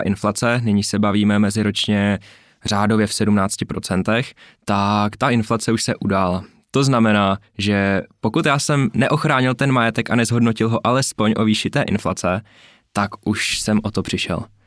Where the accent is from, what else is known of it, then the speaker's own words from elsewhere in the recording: Czechia; tady u nás v Tuzemsku